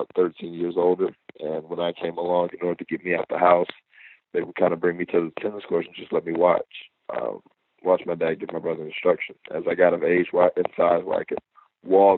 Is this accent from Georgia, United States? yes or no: yes; Atlanta, Georgia, United States; my hometown of Atlanta